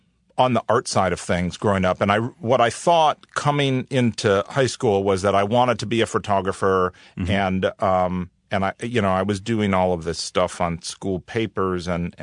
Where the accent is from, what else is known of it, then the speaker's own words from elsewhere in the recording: Cleveland, Ohio, United States; I grew up in Cleveland, Ohio.